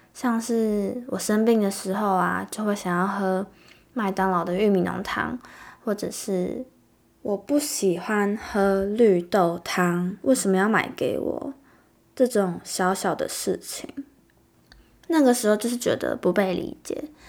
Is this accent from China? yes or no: no; Taiwan; 我们土生土长的小孩